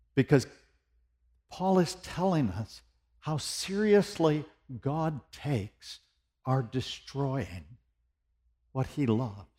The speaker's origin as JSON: {"language": "English", "country": "United States", "lives_now": "Tennessee, United States", "said": "I'm an American"}